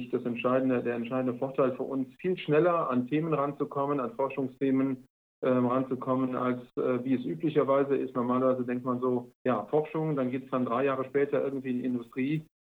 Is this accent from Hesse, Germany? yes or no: no; Aachen, North Rhine-Westphalia, Germany; also born or lived in Frankfurt / Ulm; jetzt bin ich ja ähm, sag ich mal, Kind der Stadt. Also ich komme so aus